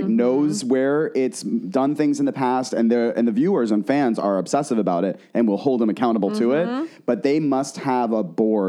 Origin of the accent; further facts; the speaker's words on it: Boston, Massachusetts, United States; We're from Boston. We went to school in Boston.